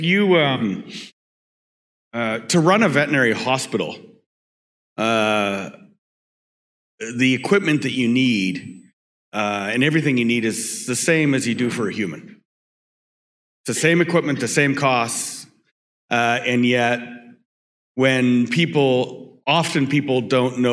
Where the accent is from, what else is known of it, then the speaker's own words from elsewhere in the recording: Vancouver, British Columbia, Canada; born and raised in Vancouver, British Columbia